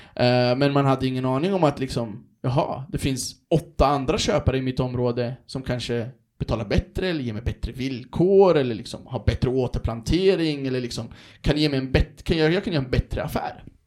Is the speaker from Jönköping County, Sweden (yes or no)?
no; Örebro, Örebro County, Sweden; moved away as an adult; also born or lived in Stockholm; jag är ju från Örebro, Vivalla från början